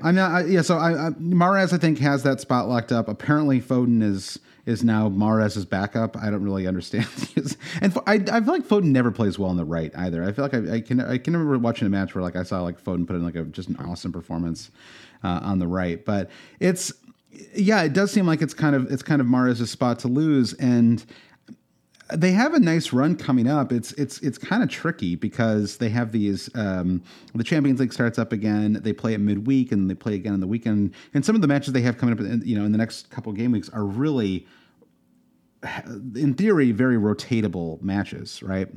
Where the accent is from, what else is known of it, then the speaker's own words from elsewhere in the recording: Michigan, United States; growing up in Michigan